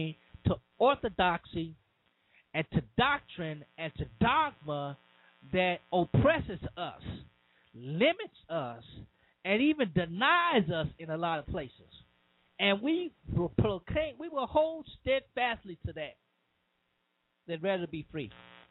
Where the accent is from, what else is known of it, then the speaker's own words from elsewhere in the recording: Cajun, Louisiana, United States; I'm a Southern boy. I'm a Cajun man